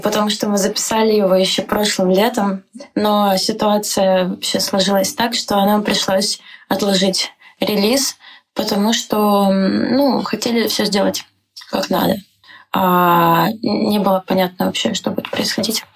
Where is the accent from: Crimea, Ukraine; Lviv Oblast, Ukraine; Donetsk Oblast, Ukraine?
Donetsk Oblast, Ukraine; Donetsk; moved away as an adult; now in Prague, Czechia; Я из Донецка